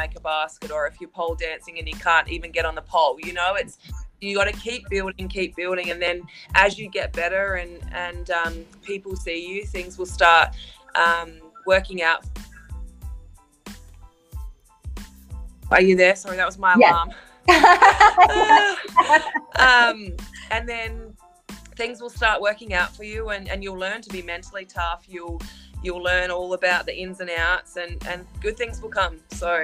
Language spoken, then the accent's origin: English; Australia; I'm from Australia, and Australia is a beautiful country